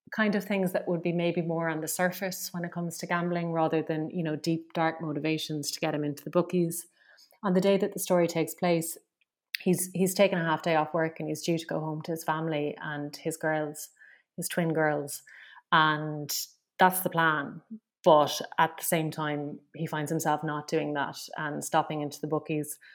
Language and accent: English; Limerick, Munster, Ireland; I'm from Limerick